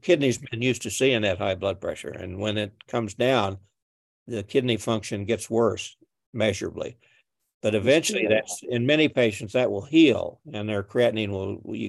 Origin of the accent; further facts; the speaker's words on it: Missouri, United States; I'm from Missouri